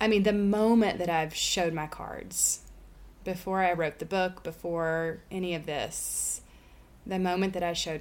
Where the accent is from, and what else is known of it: Saline County, Arkansas, United States; born or raised there; moved away as an adult